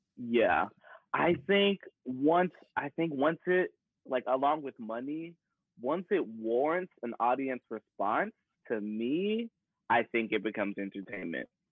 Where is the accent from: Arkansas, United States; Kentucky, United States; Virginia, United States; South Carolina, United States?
Kentucky, United States; Paducah; moved away; also born or lived in Ball State University, Indiana; I am from the Midwest, little old town called Paducah, Kentucky